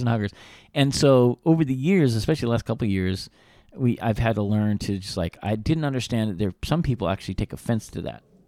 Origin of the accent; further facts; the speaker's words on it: Reno, Nevada, United States; we grew up in Reno